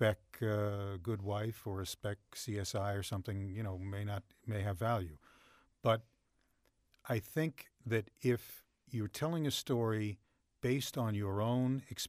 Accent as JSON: {"language": "English", "region": "New York", "country": "United States", "tie": "born or raised there", "said": "I grew up on Long Island. My parents were fine. Everybody was good."}